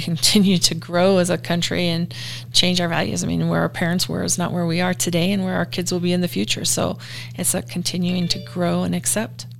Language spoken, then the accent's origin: English; Minnesota, United States; also born or lived in Denver; now in Riverton, United States; I'm from Minnesota originally. I grew up in a fairly small town there